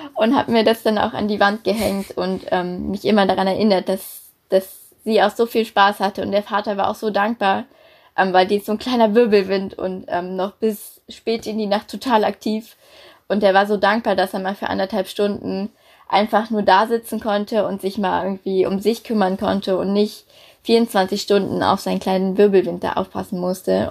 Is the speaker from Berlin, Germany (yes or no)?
yes; Berlin, Germany; moved away as an adult; also born or lived in Denmark; now in Hamburg, Germany; ich komme ursprünglich aus Berlin, und bin zum Studium dann nach Hamburg gegangen